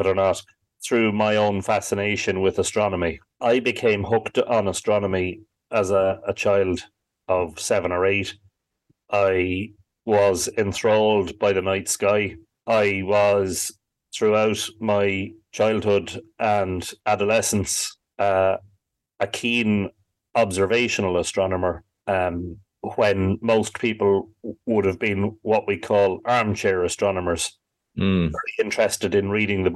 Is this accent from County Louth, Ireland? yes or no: yes; Drogheda, County Louth, Ireland; growing up in Drogheda during the 80s